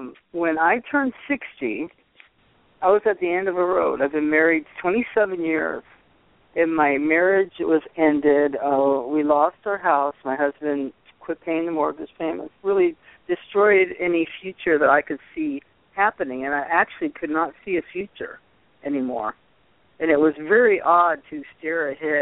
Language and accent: English; Poughkeepsie, New York, United States; moved away; also born or lived in Boston, Massachusetts / California; I used to live upstate New York in Poughkeepsie